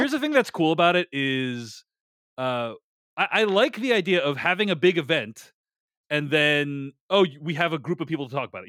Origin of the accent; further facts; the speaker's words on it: Boston, Massachusetts, United States; my hometown of Boston